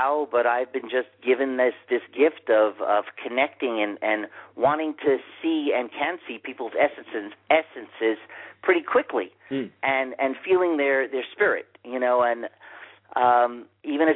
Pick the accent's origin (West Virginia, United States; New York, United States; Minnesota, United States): New York, United States; New York City; growing up in Manhattan